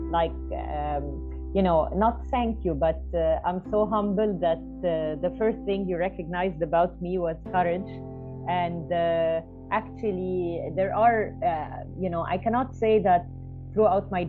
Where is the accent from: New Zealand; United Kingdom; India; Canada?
New Zealand; born there; I was born in New Zealand